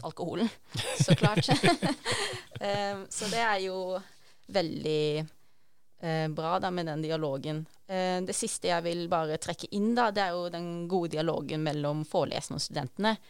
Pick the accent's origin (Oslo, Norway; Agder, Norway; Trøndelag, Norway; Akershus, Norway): Agder, Norway; Arendal; moved away; Jeg kommer jo egentlig fra Arendal, Sørlandet